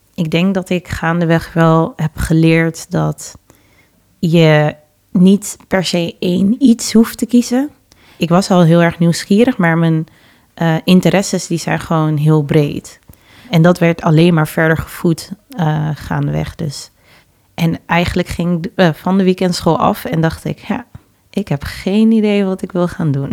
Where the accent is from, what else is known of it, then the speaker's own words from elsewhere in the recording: Amsterdam, North Holland, Netherlands; also born or lived in Suriname (parents); ik ben in Amsterdam Oost geboren, negentien zesennegentig, en ben na twee jaar naar Noord verhuisd met mijn ouders. En daar heb ik gewoond totdat ik zestien was ongeveer.